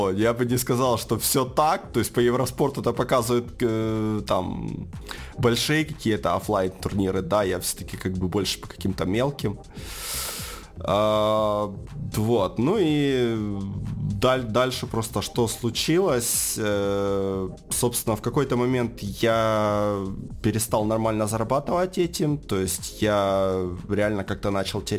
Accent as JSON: {"language": "Russian", "town": "Donetsk", "region": "Donetsk Oblast", "country": "Ukraine", "said": "ну, я сам из Донецка. А, собственно, жил в Донецке, занимался чем ранее?"}